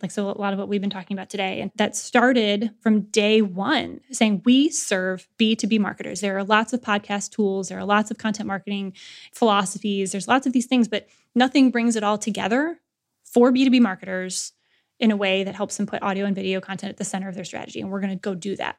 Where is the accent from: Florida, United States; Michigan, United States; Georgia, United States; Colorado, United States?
Michigan, United States; Lansing; modest upbringing and Midwestern, you know, Lansing, Michigan